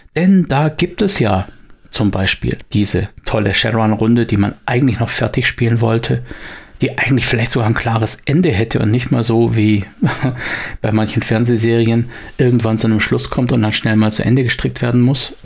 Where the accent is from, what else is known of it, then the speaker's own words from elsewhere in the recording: Swabia, Germany; bei uns im Schwabenland